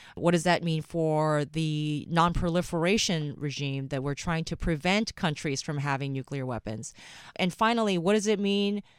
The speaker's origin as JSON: {"language": "English", "region": "New York", "country": "United States", "tie": "born or raised there", "also_born_or_lived": "South Korea", "said": "I was born in South Korea, um, moved to New York, um, when I was young"}